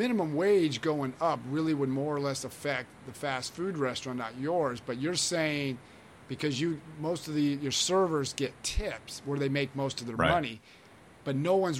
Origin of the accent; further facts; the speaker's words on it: California, United States; No, I understand, because I grew up in the Bay Area of California. So I know what San Francisco's like.